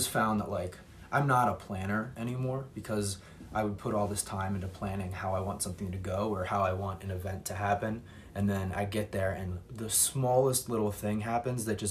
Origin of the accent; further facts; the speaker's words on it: Baltimore County, Maryland, United States; moved away as an adult; now in Chicago, United States; I grew up in Baltimore County, which is similar, close to Baltimore City.